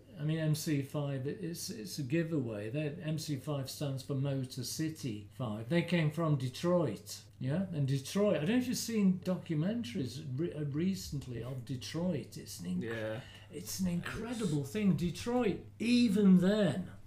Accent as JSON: {"language": "English", "region": "Midlands", "country": "United Kingdom", "moved": "yes", "said": "I'm from the Midlands"}